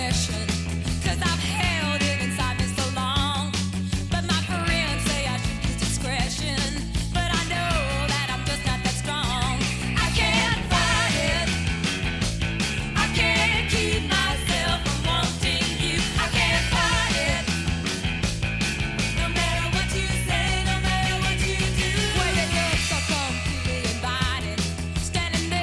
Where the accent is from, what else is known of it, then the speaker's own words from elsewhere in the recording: Texas, United States; moved away as an adult; also born or lived in Los Angeles; we're from Texas.